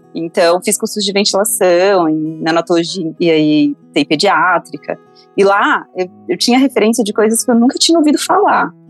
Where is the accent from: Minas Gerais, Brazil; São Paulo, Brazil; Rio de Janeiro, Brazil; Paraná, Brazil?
Minas Gerais, Brazil; interior of; moved away; Eu sou do interior de Minas, de uma cidade chamada Beriba. E, na verdade, eu morei até os 14 anos na zona rural dessa cidade, numa comunidade rural.